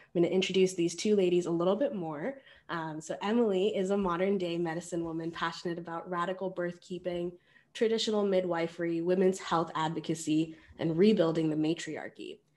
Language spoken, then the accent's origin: English; India; being an Indian woman